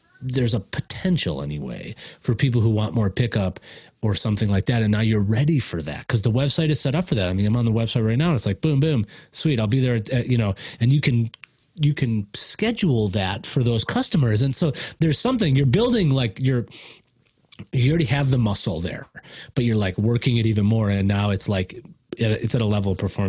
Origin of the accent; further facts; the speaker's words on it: Chicago, Illinois, United States; moved away; also born or lived in Washington, D.C. / Denver; I come from Chicago